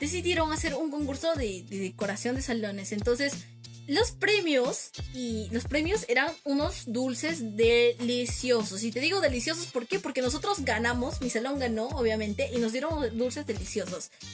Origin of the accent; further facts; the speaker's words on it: Cusco, Peru; como buenos peruanos